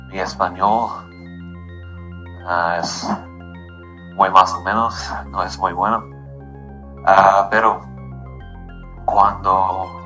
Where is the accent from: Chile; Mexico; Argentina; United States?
United States; Sacramento, California; Spanish is a second language; yo soy de Sacramento, California, en los Estados Unidos.